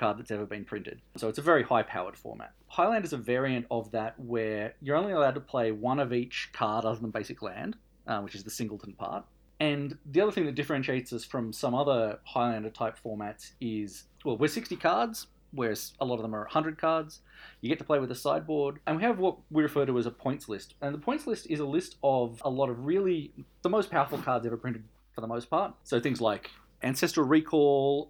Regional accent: Canberra, Australian Capital Territory, Australia; I'm from Canberra

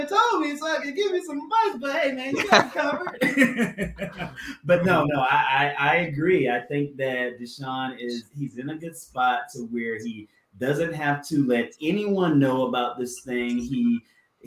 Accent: South Carolina, United States; I'm from South Carolina

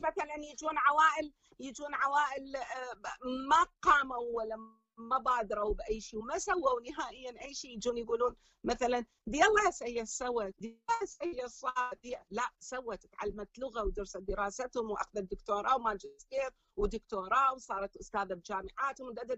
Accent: Iraq; moved away as an adult; also born or lived in Syria / Jordan / Egypt; now in Belgium; اني اني من عراقيه من بلجيكا

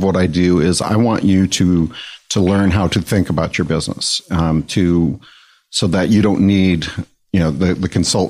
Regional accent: Detroit, Michigan, United States; I'm actually from Michigan. I grew up outside of Detroit.

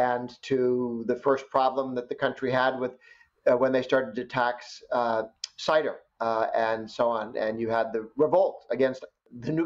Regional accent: United States; was born in the United States

